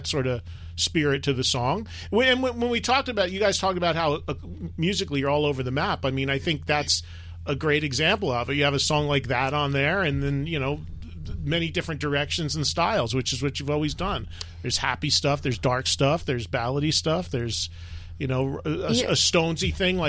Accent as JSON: {"language": "English", "region": "New Jersey", "country": "United States", "said": "That's Jersey right there. We're from Jersey, and there he is."}